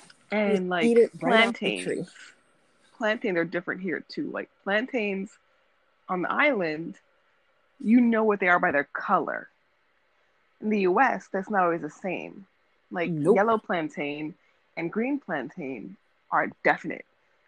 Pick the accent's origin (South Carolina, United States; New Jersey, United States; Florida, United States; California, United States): New Jersey, United States; Like, I grew up in the United States. I'm, like, from New Jersey. But I also spent a lot of my life in other countries and other places.